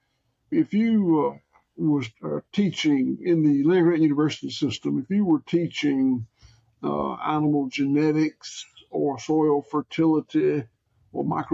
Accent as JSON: {"language": "English", "town": "Bluffton", "region": "Georgia", "country": "United States", "tie": "born or raised there", "said": "I was born in 1954 in Bluffton, Georgia, population 102 or something at that time"}